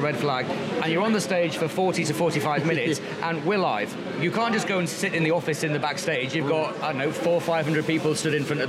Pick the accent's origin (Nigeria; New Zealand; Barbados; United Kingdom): United Kingdom; the north of England